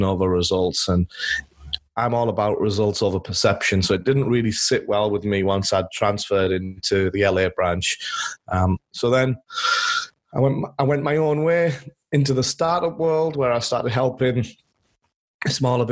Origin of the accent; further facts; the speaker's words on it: England, United Kingdom; moved away as an adult; now in Los Angeles, United States; I'm born and raised in England, where I spent all my childhood running around in fields with my dog